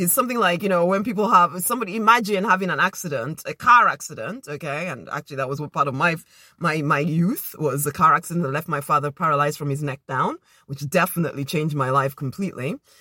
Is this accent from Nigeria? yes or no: yes; Nigeria; now in United Kingdom; as a Nigerian girl